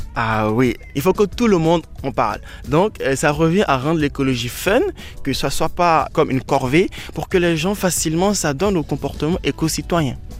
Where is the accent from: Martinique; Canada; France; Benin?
Benin; chez moi au Bénin